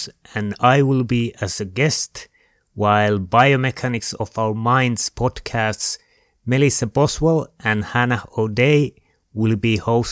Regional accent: Kajaani, Kainuu, Finland; also born or lived in Jyväskylä; I'm from Finland. I'm almost from the Arctic Circle. I'm from a place called Kajaani.

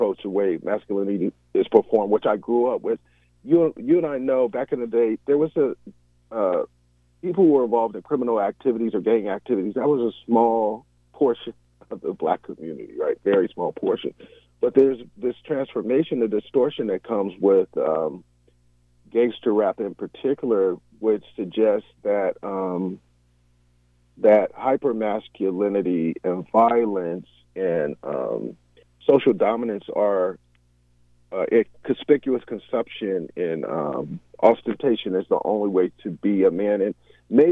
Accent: San Diego, California, United States; also born or lived in Los Angeles; I was born in San Diego

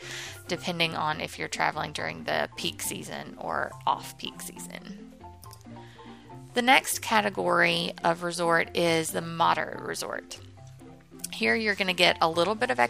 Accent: the South, United States; I'm from the South.

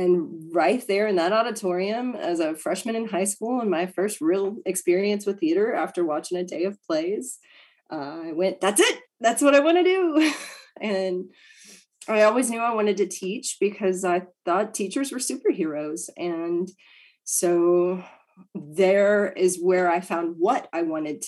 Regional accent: Brownwood, Texas, United States; also born or lived in San Angelo, Texas; I grew up in Brownwood. I went to high school in Brownwood. We moved there right out of, I guess, I was eighth grade and we moved to Brownwood.

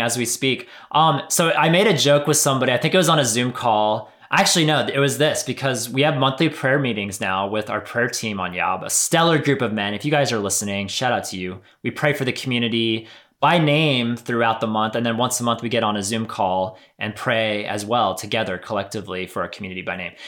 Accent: Pennsylvania, United States; moved away; I grew up in Pennsylvania, still have a bunch of family up there

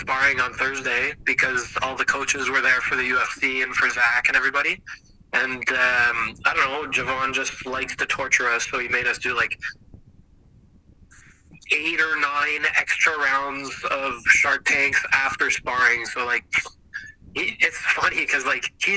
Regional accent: Gatineau, Quebec, Canada; also born or lived in Niagara; my hometown Gatineau

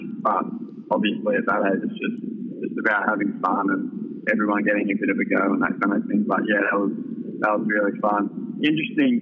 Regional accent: Scotland, United Kingdom; I was born in Scotland

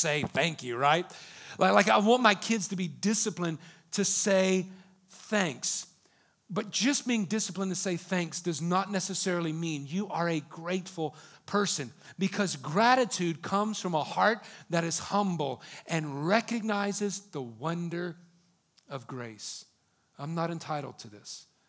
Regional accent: United States; in our country, in America

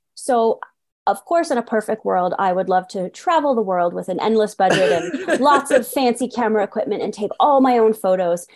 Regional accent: New York City, New York, United States; moved away as an adult; now in Farmington, United States; I was actually born and raised in New York City, in the Bronx to be specific

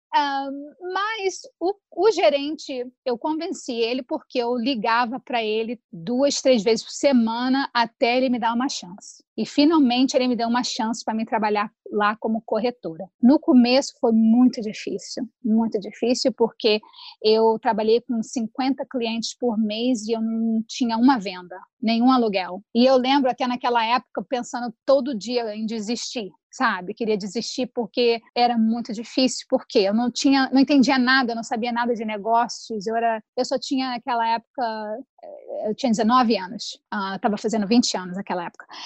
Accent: Brazil; moved away; quando eu cresci no Brasil, eu cresci no Brasil, era bem uma família bem pobre

